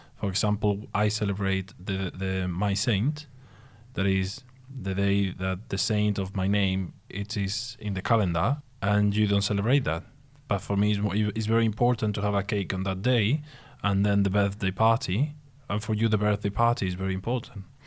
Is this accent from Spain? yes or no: yes; Spain; English is a second language; moved away as an adult